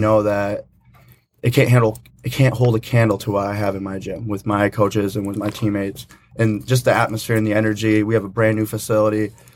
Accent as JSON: {"language": "English", "town": "Hastings", "region": "Michigan", "country": "United States", "said": "I'm actually from Hastings, Michigan"}